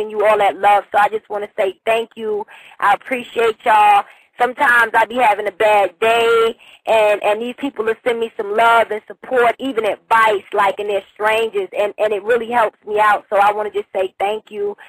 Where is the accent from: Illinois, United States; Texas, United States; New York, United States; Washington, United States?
New York, United States; New York City; now in Huntsville, Alabama, United States; that's where I was born and raised. You know, I was born in South Jamaica, Queens